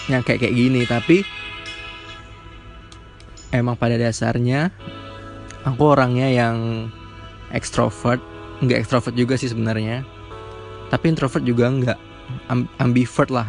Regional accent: Palembang, South Sumatra, Indonesia; Aku 19 tahun, lahir di Palembang. Jadi aku orang Sumatera. Lahir di Palembang dari SD, SMP, SMA dan kuliah. Masih tetap di Palembang

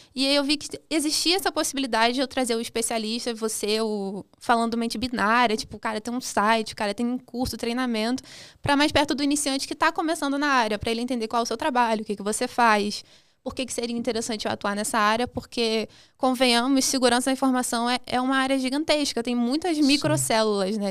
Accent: Duque de Caxias, Rio de Janeiro, Brazil; nasci em Caxias, na Baixada, no Rio de Janeiro

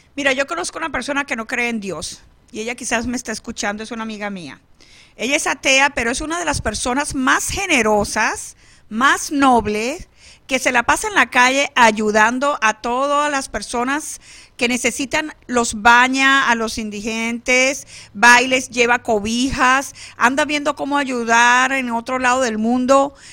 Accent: San Luis, Falcón, Venezuela; now in Phoenix, United States; mi pueblo de San Luis, Estado Falcón, Venezuela

